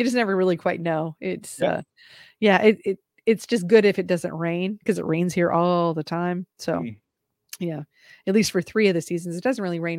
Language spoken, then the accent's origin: English; Midwest, United States; I live in the South, but I grew up in the Midwest. So, I mean, I'll never be a native Southerner.